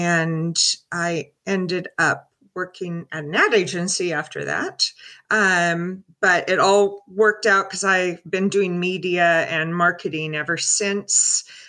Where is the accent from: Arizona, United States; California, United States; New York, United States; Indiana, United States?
California, United States; Northern; So I'm California born and bred. I was born in Northern California and had the typical Leave It to Beaver lifestyle growing up.